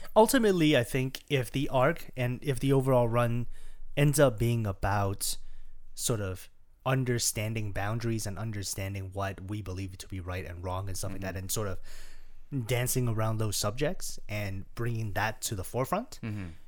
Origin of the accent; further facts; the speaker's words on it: Toronto, Ontario, Canada; we're from Canada, we're from Toronto